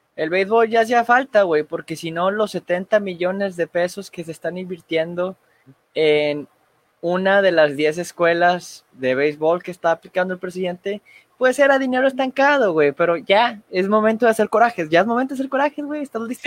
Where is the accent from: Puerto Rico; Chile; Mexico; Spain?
Mexico; como mexicanos